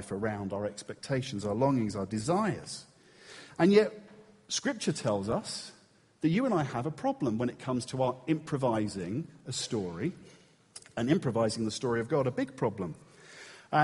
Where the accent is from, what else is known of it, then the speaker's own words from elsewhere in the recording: England, United Kingdom; we're English